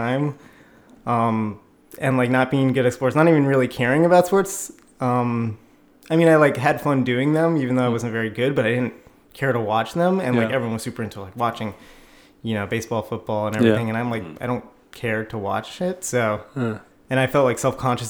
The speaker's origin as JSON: {"language": "English", "town": "New York City", "region": "New York", "country": "United States", "tie": "born or raised there", "said": "I grew up in Brooklyn"}